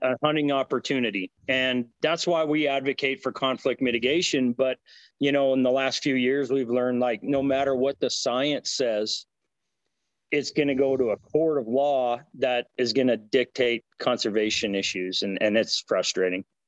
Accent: Butte, Montana, United States; moved away as an adult; now in Cody, United States; I grew up in Butte, Montana, actually, and uh, went to school there for business

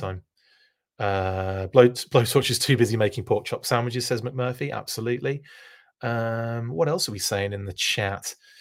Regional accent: United Kingdom; a fan of action force growing up in the United Kingdom

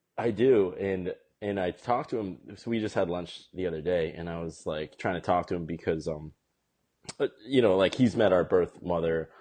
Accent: West Boylston, Massachusetts, United States; also born or lived in South Korea / Cape Cod, Massachusetts / Boston, Massachusetts; I grew up in uh, right outside Worcester in this town called West Boylston, and then when I was in eighth grade, we moved to the Cape, so I finished growing up on the Cape and now I live in Boston. But I've lived in Massachusetts my whole life

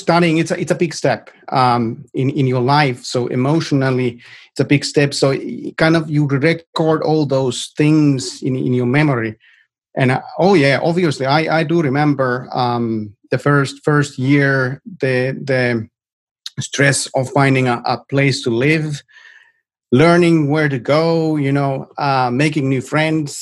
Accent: Rovaniemi, Lapland, Finland; English is a second language; moved away as an adult; also born or lived in Oulu, Finland; now in Silicon Valley, United States; Originally, I'm from Rovaniemi. I grew up in Rovaniemi.

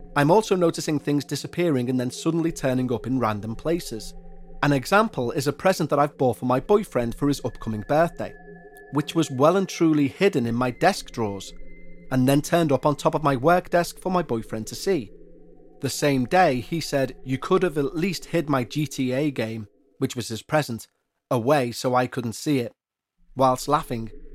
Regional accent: Liverpool, North West England, United Kingdom; accent: Scouse; my hometown of Liverpool

